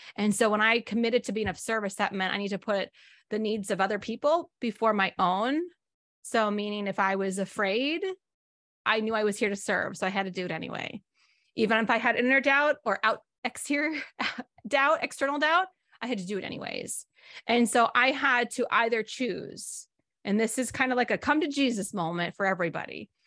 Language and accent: English; Northern California, United States; I grew up in Northern California